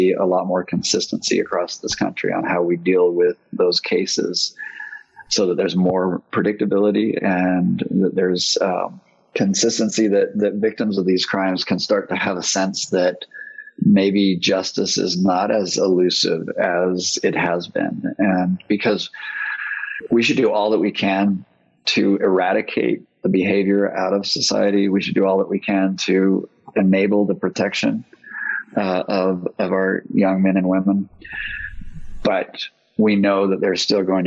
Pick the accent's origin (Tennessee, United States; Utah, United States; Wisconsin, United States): Utah, United States; we grew up here in Utah